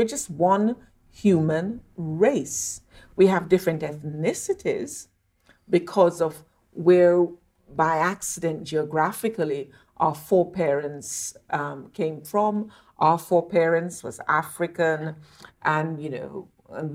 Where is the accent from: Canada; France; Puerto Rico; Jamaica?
Jamaica; Montego Bay, Saint James; moved away; I'm very lucky to have been born and brought up in Montego Bay, Jamaica